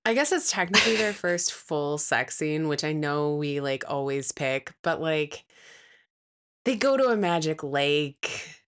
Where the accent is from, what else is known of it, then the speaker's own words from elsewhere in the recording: Midwest, United States; a Midwesterner